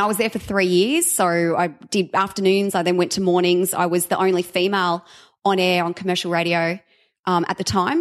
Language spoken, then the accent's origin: English; Sydney, New South Wales, Australia; moved away; I was from Sydney